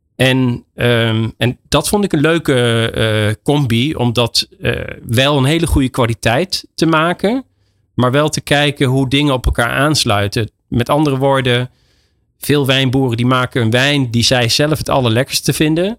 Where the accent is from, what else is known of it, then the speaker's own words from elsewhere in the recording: Netherlands; moved away as an adult; now in Spain; wij als Nederlander om bekend staan, is de, de Nederlandse mentaliteit